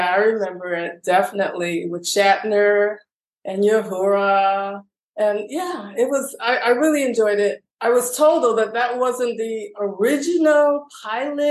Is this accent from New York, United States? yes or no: no; Chicago, Illinois, United States; I'm originally from Chicago, West Side Chicago, inner city, youngest of seven